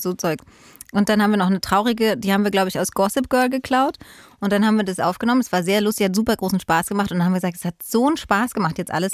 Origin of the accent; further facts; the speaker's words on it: Berlin, Germany; bin Berlinerin, sogar Ostberlinerin